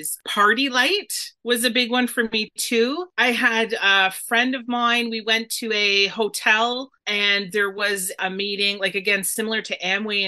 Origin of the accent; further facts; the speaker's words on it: Dorchester, Ontario, Canada; my hometown of Dorchester